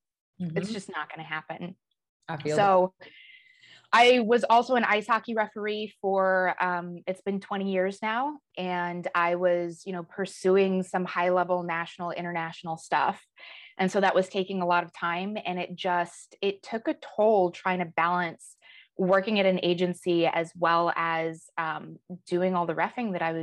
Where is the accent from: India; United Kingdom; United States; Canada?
United States; Colorado Springs, Colorado; moved away as an adult; also born or lived in Western New York / Southern California; now in Chicago, United States; I grew up in Colorado, Colorado Springs.